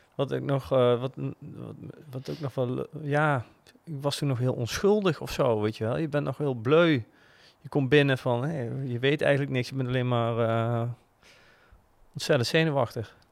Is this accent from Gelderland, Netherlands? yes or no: yes; Groesbeek, Gelderland, Netherlands; ik ben opgegroeid in Groesbeek en dan moest ik naar Nijmegen naar school.